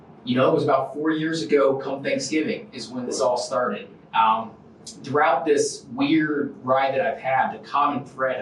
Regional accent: Warner Robins, Georgia, United States; And so just to make things simple, I say I'm from Warner Robins, Georgia.

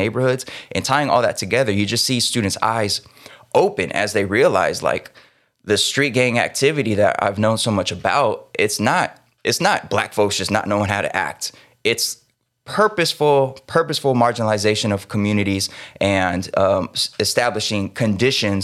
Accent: California, United States; growing up in California

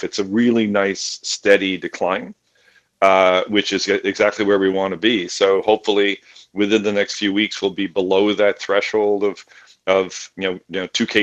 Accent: Canada; now in United States; my home country of Canada

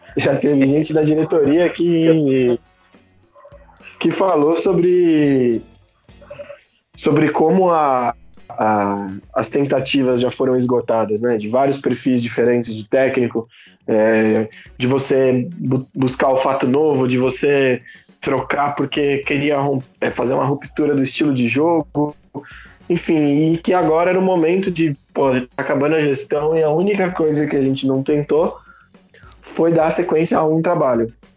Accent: São Paulo, Brazil; tenho 26 anos, sou paulistano.

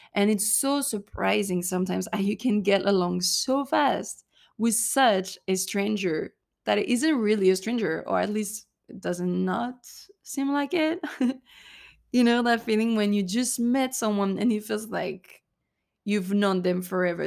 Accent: Cannes, Provence-Alpes-Côte d'Azur, France; moved away as an adult; also born or lived in Texas, United States; I come from Cannes, which is in the French Riviera in the south of France

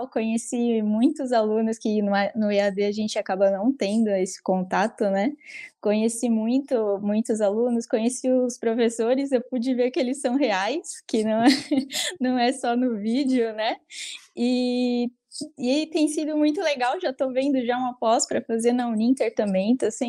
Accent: São Paulo, Brazil; eu sou egressa né, da, do curso de Publicidade e Propaganda e eu sou de São Paulo.

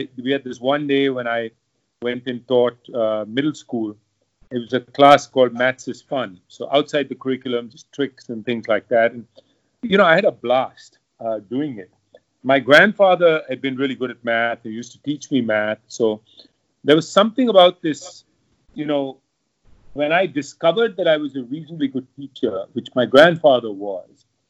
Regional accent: Kolkata, West Bengal, India; moved away as an adult; also born or lived in United States; I grew up in Calcutta

